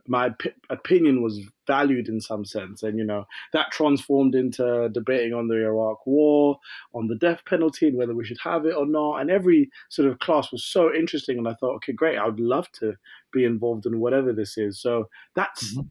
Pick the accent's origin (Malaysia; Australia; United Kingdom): United Kingdom; Croydon, London; I'm from Croydon in London